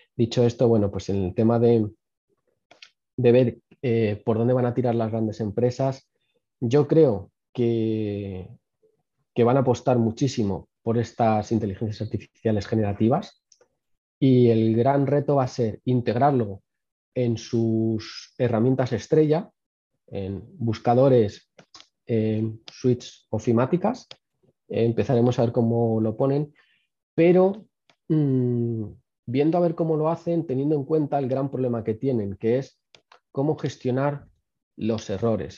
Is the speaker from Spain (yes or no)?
yes; Spain; No somos un país donde se invierta mucho en innovación, donde se invierta mucho en investigación. Eh, España no ha sido tradicionalmente un país de investigación.